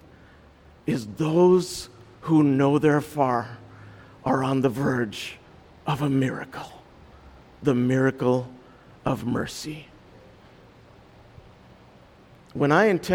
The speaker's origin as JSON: {"language": "English", "country": "India", "said": "when you parent kids as an Indian"}